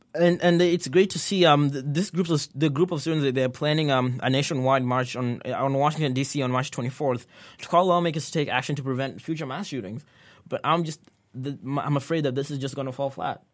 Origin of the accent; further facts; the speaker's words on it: Kenya; now in United States; I was born and raised in Kenya